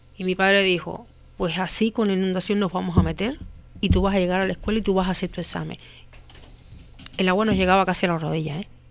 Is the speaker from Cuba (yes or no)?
yes; Cuba; moved away as an adult; now in Spain; soy cubana